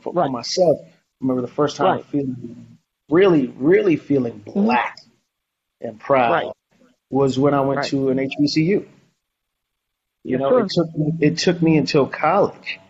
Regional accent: New York City, New York, United States; I grew up in Harlem

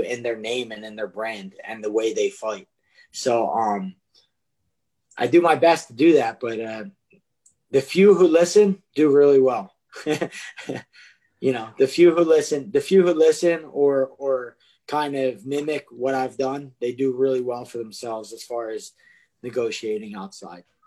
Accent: Philadelphia, Pennsylvania, United States; I grew up in Kensington, which is like probably possibly one of the most drug ridden, terrible places in Philadelphia to grow up.

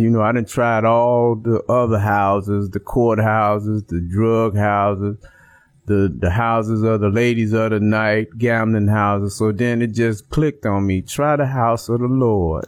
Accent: Chicago, Illinois, United States; I'm from Chicago, Illinois, mm-hmm. Uh, the West Side, pretty rough area uh, with gangs, uh, drugs, violence, and prostitution, gambling, and things like that. Mm-hmm. And I was the only child, so basically I grew up in the streets

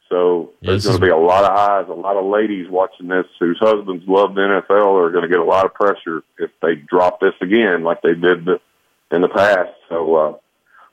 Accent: the South, United States; now in Portland; I'm a Southerner

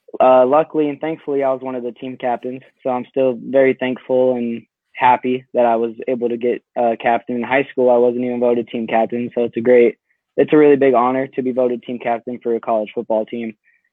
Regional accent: Casa Grande, Arizona, United States; moved away as an adult; now in Iowa, United States; So I'm originally from Casa Grande, Arizona. It's about smack center right between Phoenix and Tucson.

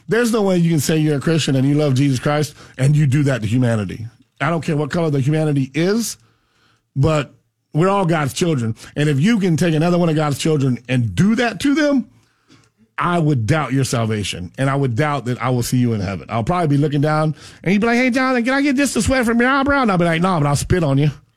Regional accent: United States; We come from a sugarcane farm in down south and you realize that sugarcane, you know, I, I grew up on a million acres

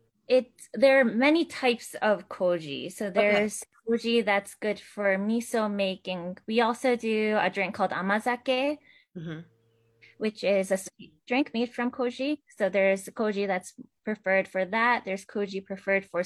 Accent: New York, United States; I'm born and raised in New York State, but my background is Japanese

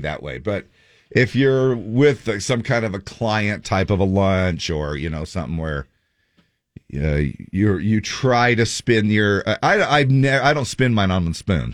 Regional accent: Cottonwood Heights, Utah, United States; moved away as an adult; also born or lived in Manti, Utah; now in Draper, United States; Cottonwood then, I guess, is, uh, uh, where I, you know, um, grew up, uh, my hometown

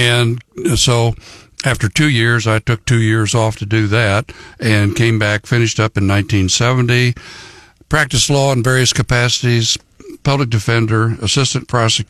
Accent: Lamar, Missouri, United States; moved away as an adult; also born or lived in southern Indiana; now in Columbia, United States; I grew up in southern Indiana, but mostly southwest Missouri, Lamar, Missouri.

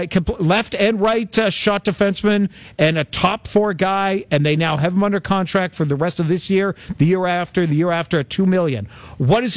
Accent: Toronto, Ontario, Canada; I was born and raised in Toronto

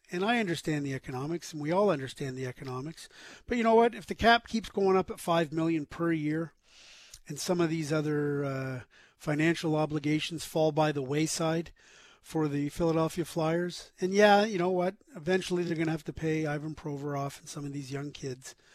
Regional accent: Prince Edward Island, Canada; moved away as an adult; now in Halifax, Canada; I grew up in Prince Edward Island, but I moved to Halifax, Nova Scotia for school and stayed for work.

